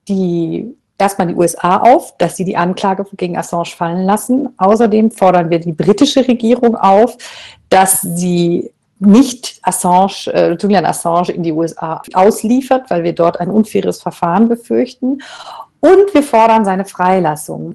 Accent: Germany; bei uns in Deutschland

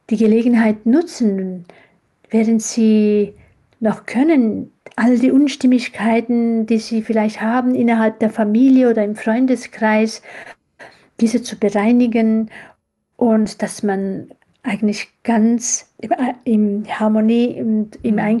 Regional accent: Switzerland; ja, ich bin in der Schweiz aufgewachsen. Ich äh, habe auch die Schweiz als meine zweite Heimat lieb gewonnen.

